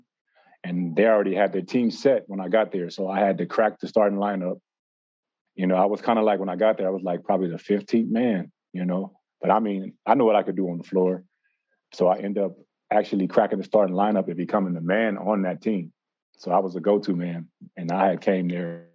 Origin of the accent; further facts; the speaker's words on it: Los Angeles, California, United States; I grew up in Los Angeles, California.